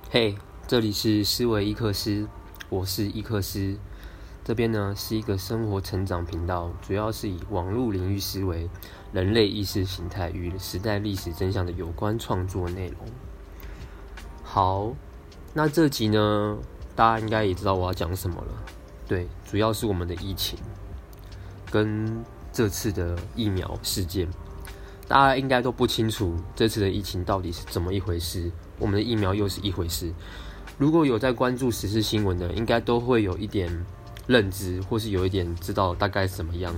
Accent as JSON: {"language": "Chinese", "country": "Taiwan", "said": "我们台湾人民"}